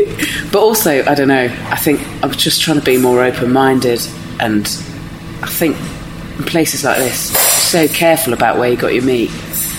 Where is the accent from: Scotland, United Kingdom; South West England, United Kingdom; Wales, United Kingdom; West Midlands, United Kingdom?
South West England, United Kingdom; Dorset; moved away; So I'm from Dorset, so I picked them up last time I was down.